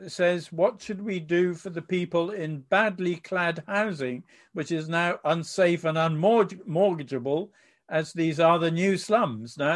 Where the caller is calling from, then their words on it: Berlin, Germany; I'm watching from Berlin, where a rent control has just been introduced to try and control design by greed.